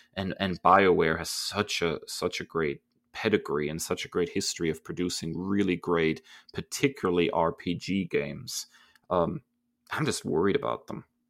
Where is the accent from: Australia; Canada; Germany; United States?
Germany; Growing up in Germany